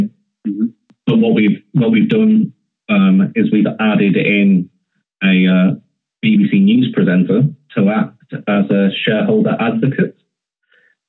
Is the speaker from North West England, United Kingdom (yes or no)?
yes; the Northwest, North West England, United Kingdom; I'm from the Northwest, as you can tell from my voice